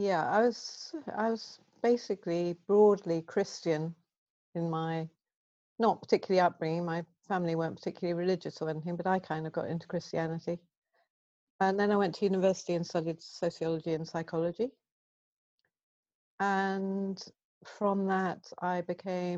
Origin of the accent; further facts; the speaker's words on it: Guernsey; moved away as an adult; also born or lived in Bristol / Glasgow; I grew up on the Channel Islands in Guernsey